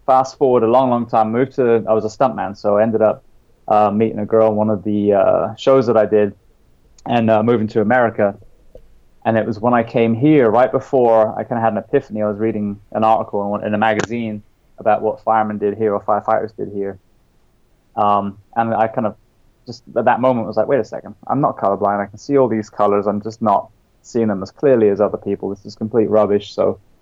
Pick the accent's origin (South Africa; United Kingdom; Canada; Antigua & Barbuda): United Kingdom; England; now in Orlando, United States; I grew up in England and wanted to be a fireman